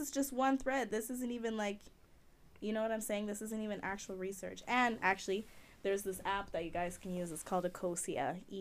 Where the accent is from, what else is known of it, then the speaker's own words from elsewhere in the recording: Jamaica; I'm Jamaican